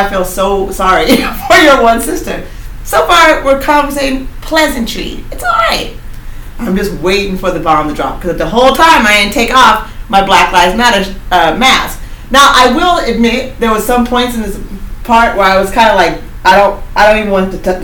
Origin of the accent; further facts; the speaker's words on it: Oregon, United States; I'm from Oregon